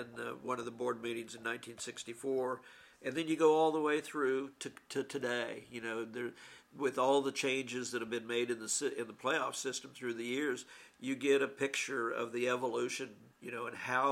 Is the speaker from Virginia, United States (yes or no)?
no; Syracuse, Kansas, United States; And I grew up in Syracuse in a little tiny town almost in Colorado